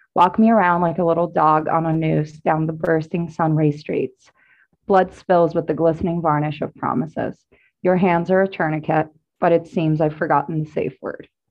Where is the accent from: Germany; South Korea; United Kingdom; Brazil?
Brazil; I'm an artist and poet, I guess, from Brazil.